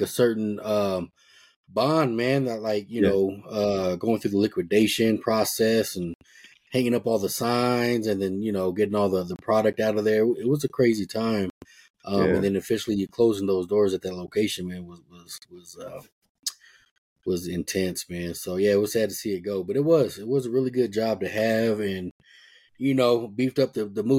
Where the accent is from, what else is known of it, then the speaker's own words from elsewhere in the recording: Denver, Colorado, United States; I'm from Denver too